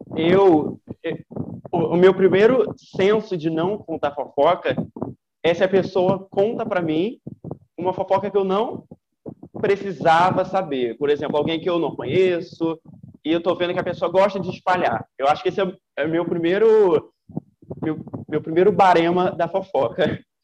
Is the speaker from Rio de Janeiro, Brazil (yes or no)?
yes; Rio de Janeiro, Brazil; moved away as an adult; now in Ilhéus, Brazil; sou carioca e estudo aqui na Bahia, em Ilhéus